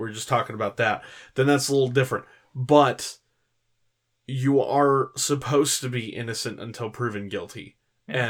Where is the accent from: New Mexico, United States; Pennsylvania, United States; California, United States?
California, United States; growing up in California